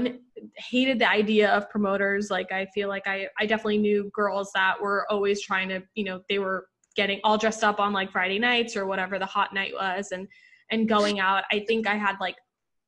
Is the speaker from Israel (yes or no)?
no; Puerto Rico; moved away as an adult; now in New York City, United States; I grew up in Puerto Rico